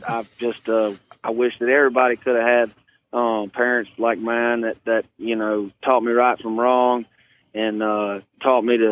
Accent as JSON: {"language": "English", "area": "Hanover", "region": "Virginia", "country": "United States", "tie": "born or raised there", "said": "I was born in Hanover, Virginia."}